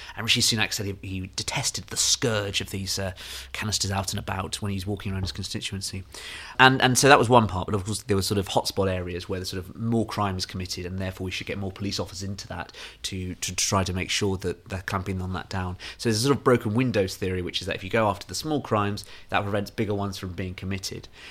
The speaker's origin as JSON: {"language": "English", "town": "Nairn", "region": "Scotland", "country": "United Kingdom", "tie": "born or raised there", "said": "one part of Nairn to another, my hometown"}